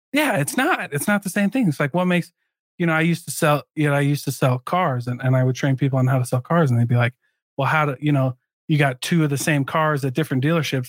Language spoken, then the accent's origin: English; Midwest, United States; I grew up in the Midwest too